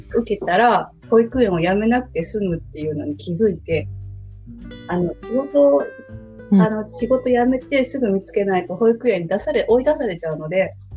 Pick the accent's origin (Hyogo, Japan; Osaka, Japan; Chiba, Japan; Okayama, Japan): Osaka, Japan; 大阪生まれの大阪育ちで